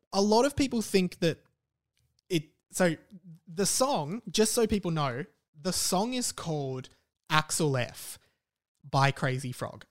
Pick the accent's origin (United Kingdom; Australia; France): Australia; accent: Australian; my Australian accent.